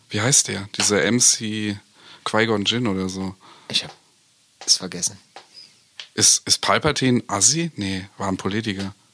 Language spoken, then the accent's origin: German; East Germany, Germany; Ich komme ja aus der DDR